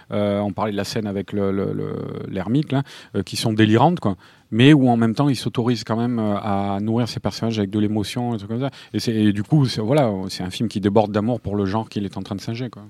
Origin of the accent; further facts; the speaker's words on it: France; en tant que français